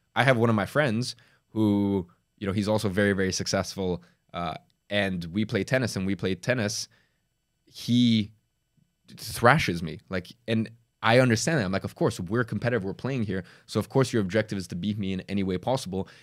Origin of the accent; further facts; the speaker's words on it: London, United Kingdom; also born or lived in Dagestan, Russia; I moved to, uh, London when I was, like, four or five years old. I was from Russia